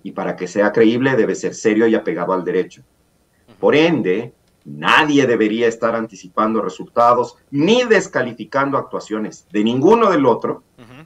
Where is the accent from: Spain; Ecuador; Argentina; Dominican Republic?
Ecuador